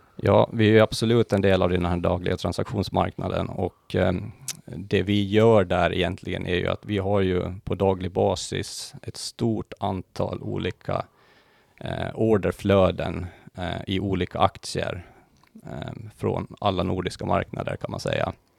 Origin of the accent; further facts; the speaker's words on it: Mariehamn, Åland Islands; moved away as an adult; also born or lived in Lumparland; now in Stockholm, Sweden; jag är ju född och uppvuxen på Åland då. Eh, Lumparland, mina första levnadsår, sen blev det Mariehamn, eh, där jag inledde min skolgång